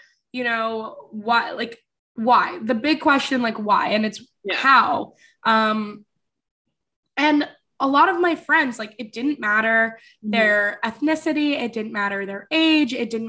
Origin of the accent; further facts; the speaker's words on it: New York City, New York, United States; I was born and raised in New York City. So I'm a native New Yorker through and through. Grew up in Manhattan.